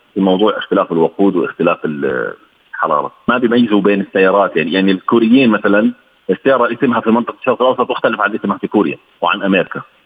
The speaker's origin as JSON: {"language": "Arabic", "country": "Jordan", "said": "احنا عندنا في الاردن"}